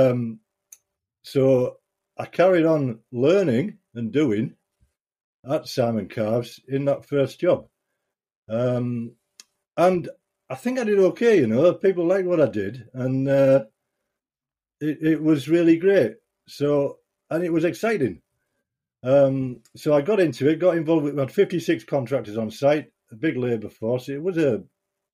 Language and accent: English; Bridlington, Yorkshire and the Humber, United Kingdom; moved away as an adult; also born or lived in Hessle / Middlesbrough; I was born in Hesle near Hull, and 2 years old moved to Bridlington in East Yorkshire.